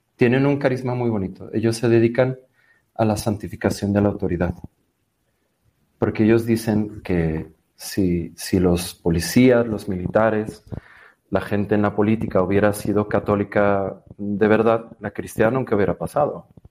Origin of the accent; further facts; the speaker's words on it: Mexico City, Mexico; nací en Ciudad de México en el 85